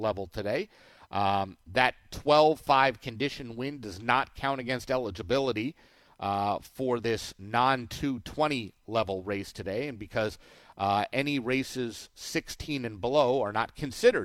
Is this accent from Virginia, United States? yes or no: no; Southern California, United States; moved away; I grew up in Southern California.